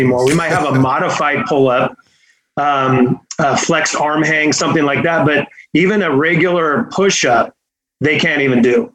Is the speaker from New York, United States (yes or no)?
no; Fremont, California, United States; now in Fresno area, United States; I, I grew up, uh, in, in Fremont, so, uh, I was, I was right up over there